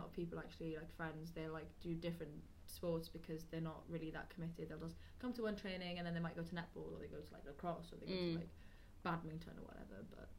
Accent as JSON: {"language": "English", "area": "Welsh", "region": "Wales", "country": "United Kingdom", "said": "I'm Welsh"}